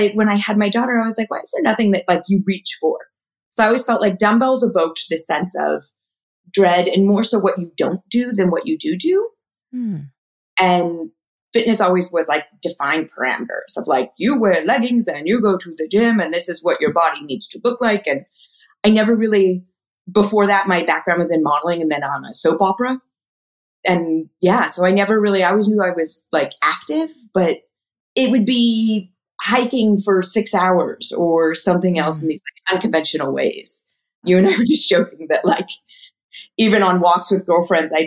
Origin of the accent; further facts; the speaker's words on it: Ojai, California, United States; also born or lived in Wyoming; I was raised in Ojai.